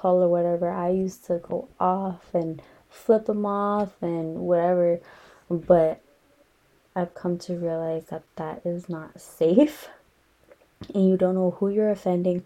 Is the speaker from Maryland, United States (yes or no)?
no; Los Angeles, California, United States; also born or lived in San Fernando Valley, California; I grew up in Echo Park, Elysian Park, and it used to be a rough area.